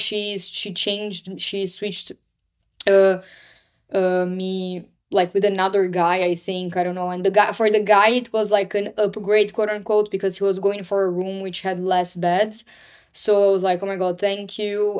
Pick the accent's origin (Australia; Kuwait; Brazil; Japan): Brazil; moved away; born and raised in Brazil